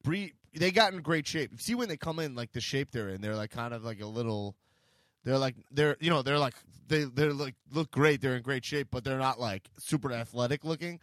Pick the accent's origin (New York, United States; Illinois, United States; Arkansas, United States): New York, United States; I'm from New York